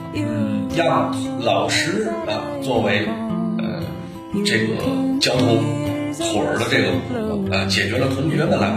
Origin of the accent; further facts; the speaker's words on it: Liaoning, China; 我呢是来自于辽宁啊。